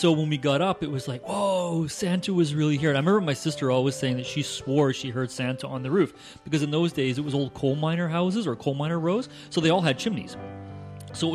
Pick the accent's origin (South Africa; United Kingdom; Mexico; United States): United Kingdom; Scotland; now in Canada; as I grew up in Scotland, I had like tons of cousins